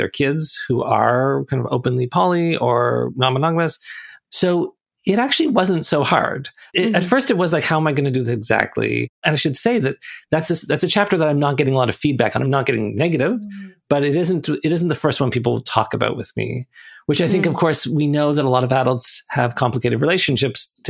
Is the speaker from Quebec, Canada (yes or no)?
no; Toronto, Ontario, Canada; I grew up in Toronto, and Toronto is this very kind of diverse, multicultural city.